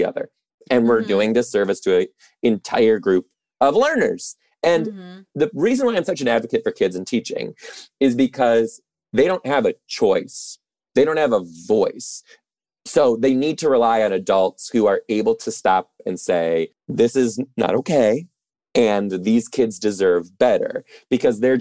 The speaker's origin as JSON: {"language": "English", "town": "Detroit", "region": "Michigan", "country": "United States", "moved": "yes", "said": "I'm originally from Detroit too"}